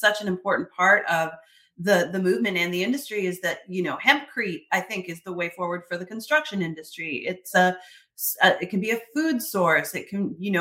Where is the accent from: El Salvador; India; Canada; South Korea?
Canada; I'm Canadian